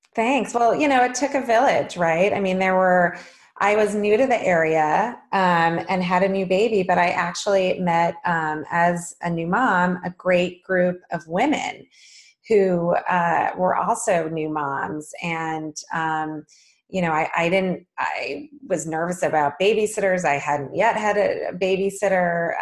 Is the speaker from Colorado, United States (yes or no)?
yes; Boulder, Colorado, United States; moved away; also born or lived in San Francisco, California; I had the immense pleasure of growing up in the idyllic town of Boulder, Colorado